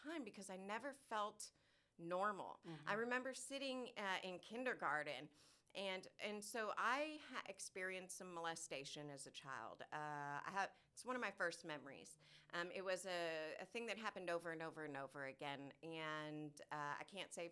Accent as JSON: {"language": "English", "area": "Orange County", "region": "California", "country": "United States", "tie": "born or raised there", "moved": "as an adult", "lives_now": "Texas, United States"}